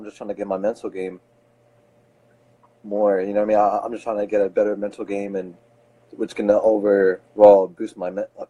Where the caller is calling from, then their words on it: Philadelphia, Pennsylvania, United States; I'm calling from Philadelphia.